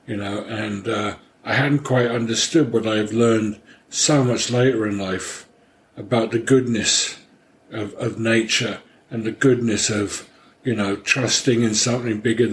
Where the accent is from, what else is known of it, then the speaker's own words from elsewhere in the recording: London, United Kingdom; moved away; I grew up in London, although my mother was from Paris. And my father was a Hungarian refugee